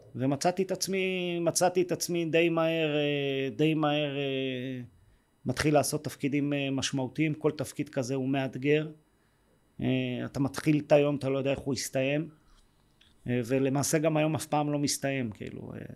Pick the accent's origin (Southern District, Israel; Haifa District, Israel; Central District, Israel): Central District, Israel; Yehud; also born or lived in Jerusalem; גדלתי ביהוד אה, רוב השנים